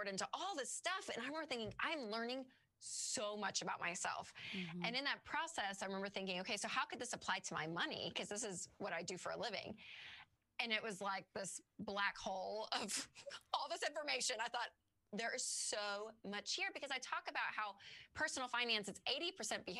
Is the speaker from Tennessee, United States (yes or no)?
yes; Nashville, Tennessee, United States; I am from Nashville, actually born and raised in Nashville and live here still